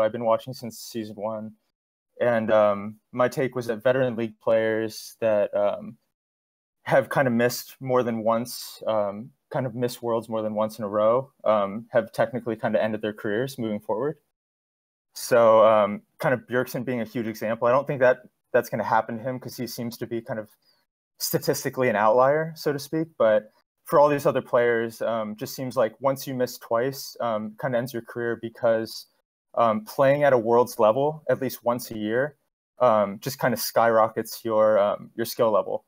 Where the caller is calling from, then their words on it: Los Angeles, California, United States; calling from Los Angeles